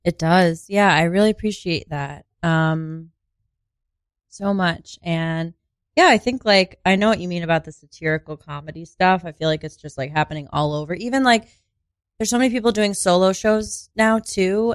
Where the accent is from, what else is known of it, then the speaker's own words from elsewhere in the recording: Sauquoit, New York, United States; moved away; I am actually from a very, very small rural town called Sequoit.